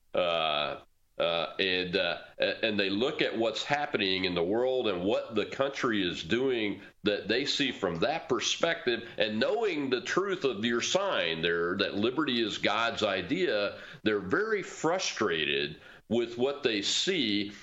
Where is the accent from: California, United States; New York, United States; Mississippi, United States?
Mississippi, United States; my home state of Mississippi